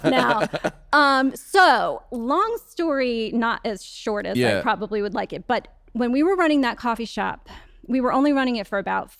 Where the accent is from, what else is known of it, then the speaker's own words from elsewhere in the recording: Jersey Shore, New Jersey, United States; I grew up on the Jersey Shore.